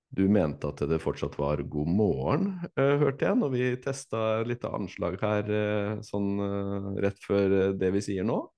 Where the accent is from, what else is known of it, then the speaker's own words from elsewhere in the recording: Fredrikstad, Østfold, Norway; now in Tønsberg, Norway; jeg er fra Fredrikstad